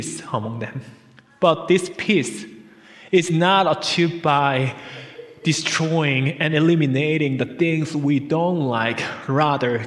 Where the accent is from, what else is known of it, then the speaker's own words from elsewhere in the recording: South Korea; moved away; we came from South Korea. We are migrants' family here.